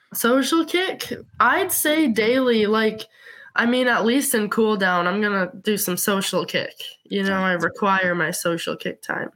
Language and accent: English; Montana, United States; growing up in Montana